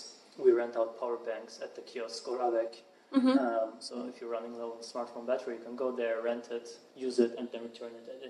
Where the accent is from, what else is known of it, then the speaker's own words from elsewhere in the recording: Zurich, Switzerland; moved away as an adult; also born or lived in St. Gallen; now in San Francisco, United States; So I was born and raised in Zurich.